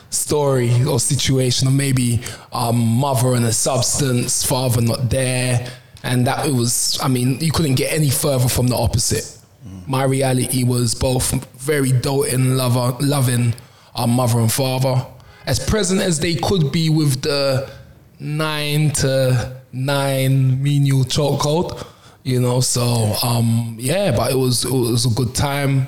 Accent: London, United Kingdom; I grew up on the Mitesfield estate, you know, which if you're local kind of speaks for itself

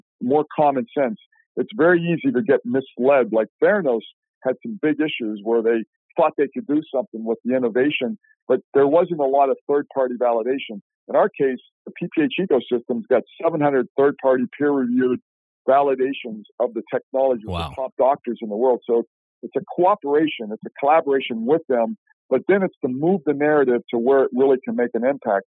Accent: Shadyside, Ohio, United States; moved away; Where I grew up in Ohio, I would tell you Shadyside, Ohio

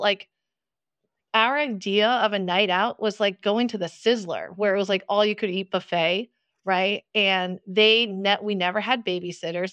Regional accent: New Jersey, United States; accent: New Jersey; I grew up in New Jersey, so can't you tell from my strong New Jersey accent

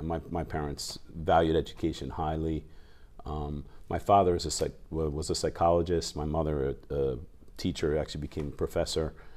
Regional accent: New Jersey, United States; moved away as an adult; also born or lived in New York; now in Japan; I grew up in South Jersey, near Philadelphia, right outside of Philly

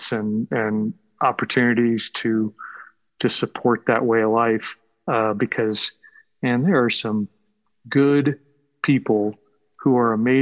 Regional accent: Texas, United States; I grew up in Texas

